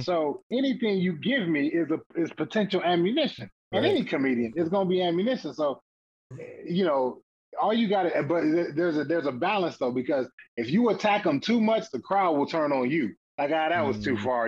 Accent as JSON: {"language": "English", "town": "Toledo", "region": "Ohio", "country": "United States", "said": "I'm from Toledo, and there was a comedy club there"}